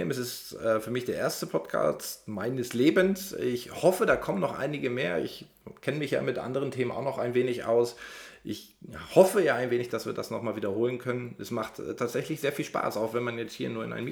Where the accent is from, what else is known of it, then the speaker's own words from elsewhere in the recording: Germany; born there; ich bin gebürtiger äh, Deutscher und äh, eben auch ziemlich aus der Mitte von Deutschland, deswegen hört man sehr wenig Dialekt.